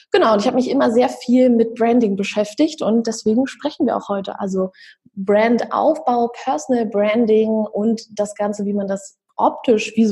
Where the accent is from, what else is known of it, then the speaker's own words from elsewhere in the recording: Berlin, Germany; ich bin aus Berlin.